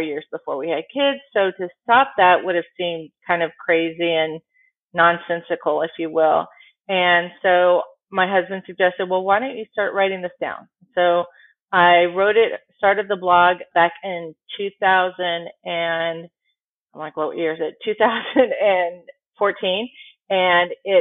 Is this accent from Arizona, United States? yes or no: yes; Tempe, Arizona, United States; also born or lived in San Diego / Chicago; now in Dallas, United States; I'm actually from Arizona. I grew up in a town called Tempe.